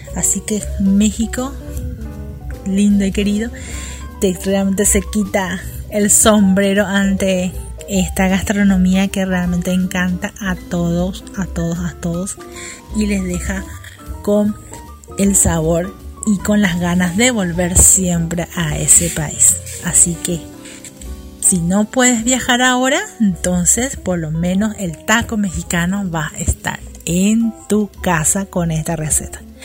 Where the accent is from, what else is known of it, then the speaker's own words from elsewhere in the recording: Paraguay; aquí en mi país, en Paraguay donde estoy yo